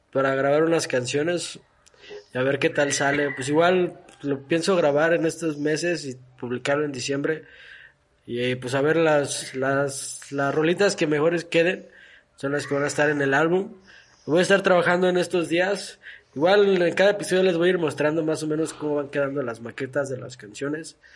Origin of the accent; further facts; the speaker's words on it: Mexico; todos somos mexicanos y hay que divertirnos, ¿no?